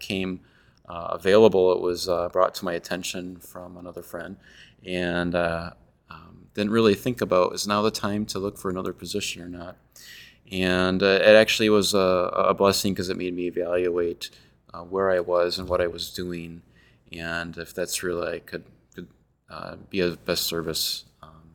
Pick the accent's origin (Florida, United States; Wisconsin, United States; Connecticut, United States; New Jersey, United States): Wisconsin, United States; Lomira; I was raised in Lamira, Wisconsin, where my father was the pastor